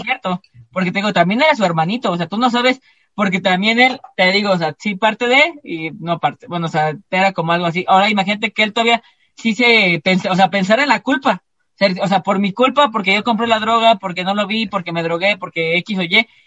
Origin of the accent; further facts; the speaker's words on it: Mexico; todos nosotros somos como bien estigmatizados, como los mexicanos